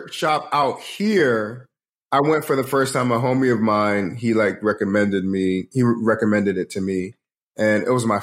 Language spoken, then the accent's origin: English; Georgia, United States; moved away as an adult; also born or lived in London, United Kingdom / New Jersey, United States / Atlanta, United States / New York, United States; now in Los Angeles, United States; moved to Georgia. So I lived in middle of nowhere, Georgia, from middle school, high school. Then I went to college in Atlanta. So yeah, Georgia for the most part